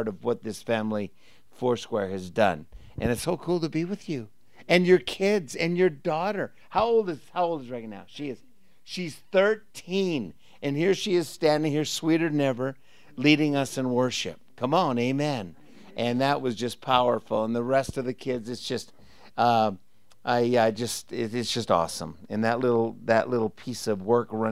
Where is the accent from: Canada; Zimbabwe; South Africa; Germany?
Canada; moved away as an adult; also born or lived in Portland; I grew up in Canada